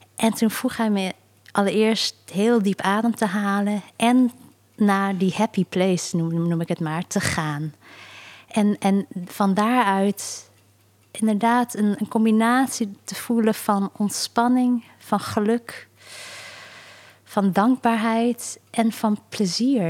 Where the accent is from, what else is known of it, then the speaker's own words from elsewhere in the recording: South Korea; moved away; Zuid-Korea, dus waar ik vandaan kom